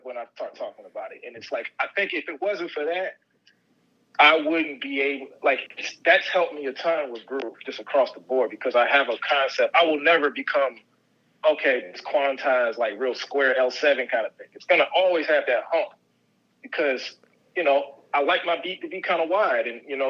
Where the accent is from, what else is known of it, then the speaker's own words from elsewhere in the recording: Virginia Beach, Virginia, United States; as a kid, like in high school, where I grew up in Virginia Beach, just that Tidewater area.